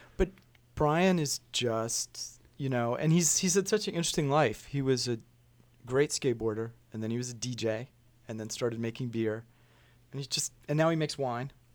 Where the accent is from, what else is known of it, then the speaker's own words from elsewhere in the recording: Richmond, Virginia, United States; I grew up in Richmond.